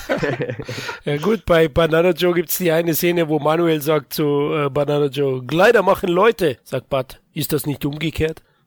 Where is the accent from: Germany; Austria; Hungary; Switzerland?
Germany; Bavaria; als Bayer